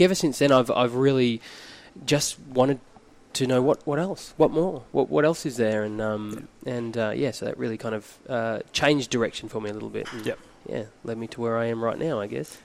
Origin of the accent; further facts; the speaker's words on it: Phillip Island, Victoria, Australia; born and raised on Phillip Island in Victoria, which is where we are right now